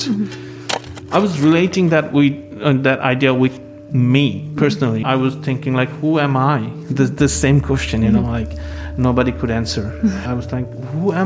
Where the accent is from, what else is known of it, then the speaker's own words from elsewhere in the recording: Dhaka, Dhaka Division, Bangladesh; moved away as an adult; now in Philadelphia, United States; I'm from Dhaka. Dhaka is a very chaotic city